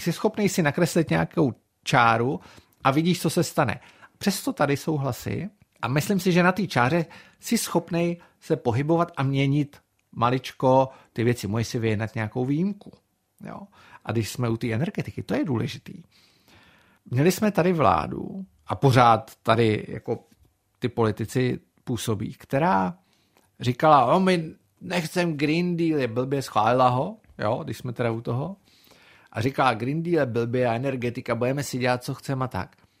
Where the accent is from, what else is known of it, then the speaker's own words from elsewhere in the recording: Czechia; also born or lived in Brussels, Belgium; jako Čech, byl jsem jediný